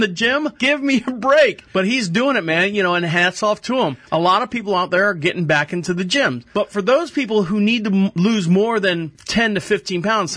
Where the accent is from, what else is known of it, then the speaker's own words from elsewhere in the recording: Central Florida, United States; Born and raised in Central Florida